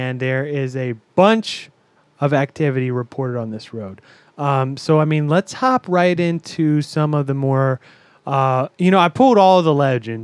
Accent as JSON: {"language": "English", "town": "Virginia Beach", "region": "Virginia", "country": "United States", "moved": "yes", "lives_now": "San Diego, United States", "said": "we are all from the Virginia area, United States, Virginia Beach."}